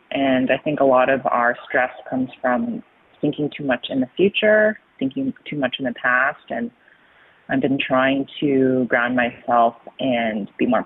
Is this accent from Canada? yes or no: yes; Toronto, Ontario, Canada; moved away as an adult; also born or lived in New York; now in Los Angeles, United States; I'm originally from Toronto. I moved to New York, lived there for eight years to pursue my master's, lived there, got really sick and tired, and was just stressed all the time, and moved to LA and feel reborn.